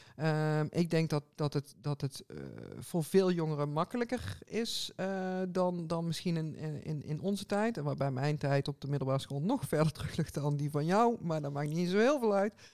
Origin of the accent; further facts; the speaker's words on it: 's-Hertogenbosch, North Brabant, Netherlands; bij ons in Den Bosch